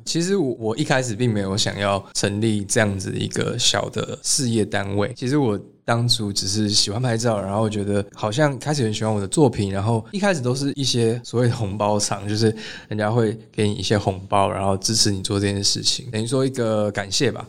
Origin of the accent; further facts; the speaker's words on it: Taiwan; 我是台湾人